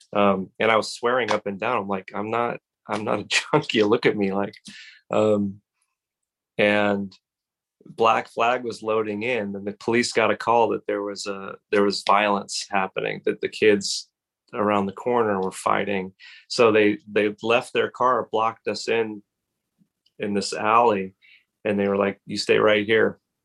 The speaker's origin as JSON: {"language": "English", "town": "Los Angeles", "region": "California", "country": "United States", "tie": "born or raised there", "also_born_or_lived": "Hermosa Beach / Santa Monica / Brentwood", "said": "My formative years were in the Pacific Palisades"}